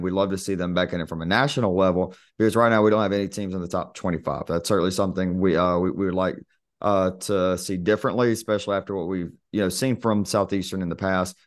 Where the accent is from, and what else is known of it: Albany, Georgia, United States; born or raised there